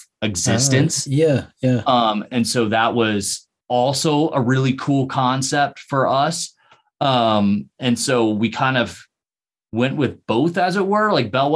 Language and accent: English; Ohio, United States; we're both from Ohio